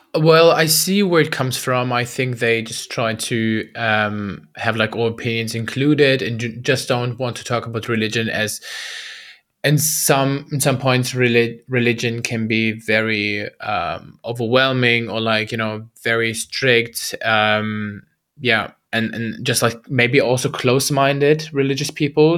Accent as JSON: {"language": "English", "country": "Germany", "tie": "born or raised there", "also_born_or_lived": "Baghdad, Iraq", "said": "I was born in Baghdad, Iraq, and, uh, moved to Germany, uh, when I was, I think, two years old"}